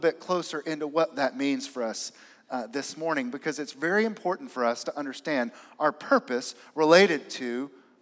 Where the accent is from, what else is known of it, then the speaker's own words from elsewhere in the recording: Aiken, South Carolina, United States; growing up in Aiken, South Carolina.